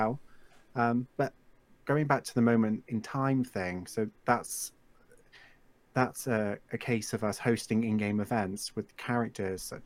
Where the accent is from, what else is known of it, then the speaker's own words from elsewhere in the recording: England, United Kingdom; I live in England, if you guys couldn't already tell, and I've always lived here